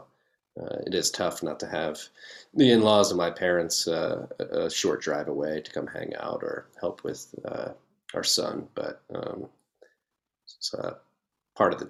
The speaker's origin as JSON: {"language": "English", "town": "Philadelphia", "region": "Pennsylvania", "country": "United States", "tie": "born or raised there", "said": "we grew up in Philadelphia"}